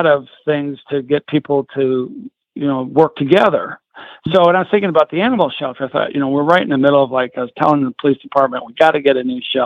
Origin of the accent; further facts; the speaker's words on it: St. Paul, Minnesota, United States; moved away as an adult; now in Oklahoma, United States; I'm from St. Paul, Minnesota